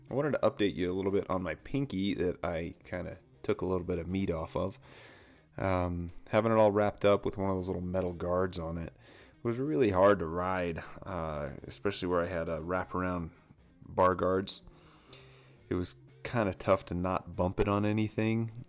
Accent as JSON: {"language": "English", "area": "Orem", "region": "Utah", "country": "United States", "tie": "born or raised there", "said": "I started off in Orem, and my parents moved me down to uh, Spanish Fork area, and I stayed down there."}